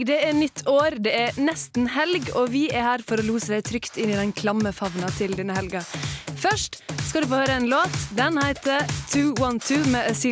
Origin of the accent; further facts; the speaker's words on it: Møre og Romsdal, Norway; i jula så har jo jeg vært hjemme på Sunnmøre og, og spilt Scrabble.